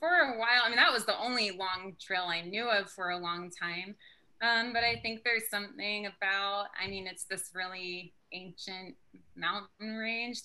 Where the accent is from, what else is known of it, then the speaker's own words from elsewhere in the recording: southeastern Pennsylvania, United States; also born or lived in Salem, Oregon; I was born in Salem, Oregon, but I grew up in southeastern Pennsylvania